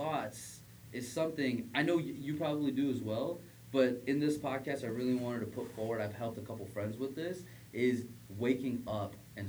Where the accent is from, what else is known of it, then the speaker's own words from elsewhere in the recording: United States; we grew up in America.